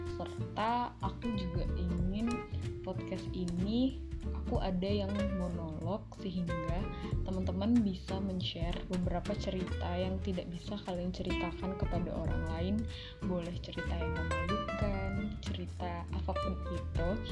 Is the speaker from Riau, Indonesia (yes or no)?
yes; Pekanbaru, Riau, Indonesia; moved away as an adult; now in Tangerang, Indonesia; Aku asalnya dari Pekanbaru, jadi aku merantau ke Tangerang